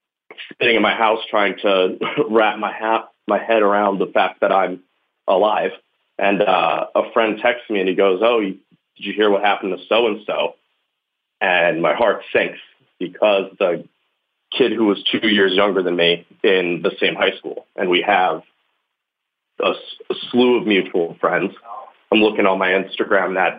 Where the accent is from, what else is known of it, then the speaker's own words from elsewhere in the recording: Long Island, New York, United States; now in Brooklyn, United States; I'm from Long Island, so it's suburban